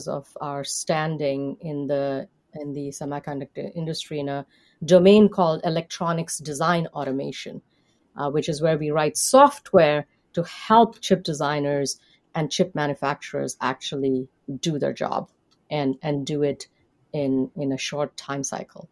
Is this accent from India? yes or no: yes; India; now in United States; I grew up in India, and so I would be considered in the United States someone from a diverse background